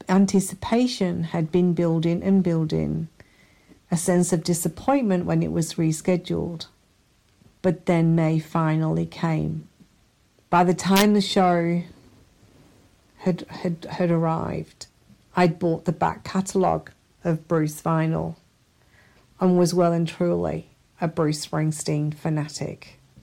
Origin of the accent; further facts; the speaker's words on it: Blackpool, North West England, United Kingdom; now in Australia; I currently live in Australia, but I'm originally from England, northwest coast of England, a place called Blackpool.